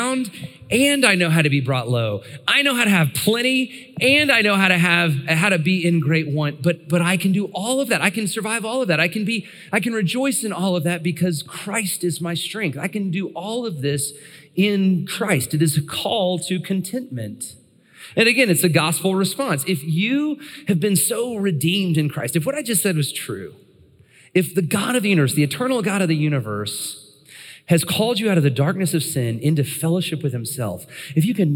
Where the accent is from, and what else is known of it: United States